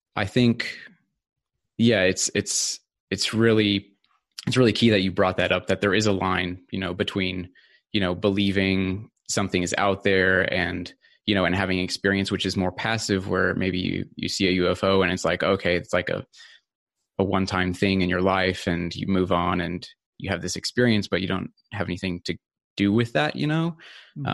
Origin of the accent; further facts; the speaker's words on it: California, United States; moved away as an adult; also born or lived in Sweden; now in Australia; so I grew up in California, actually. Um, so that's where I lived for uh, the first uh, about 20 years of my life